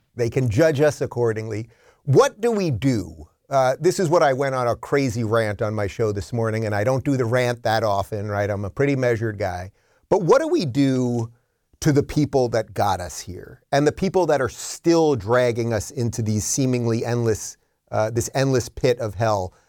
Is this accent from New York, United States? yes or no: yes; New York, United States; I come from New York.